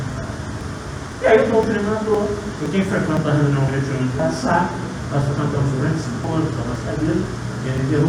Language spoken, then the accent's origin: Portuguese; Paraíba do Sul, Rio de Janeiro, Brazil; Eu sou natural lá de Paraíba do Sul.